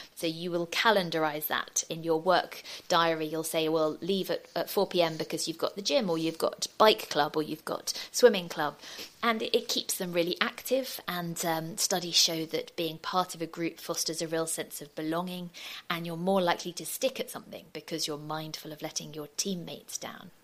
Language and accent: English; United Kingdom; moved away as an adult; now in Denmark; I'm a British journalist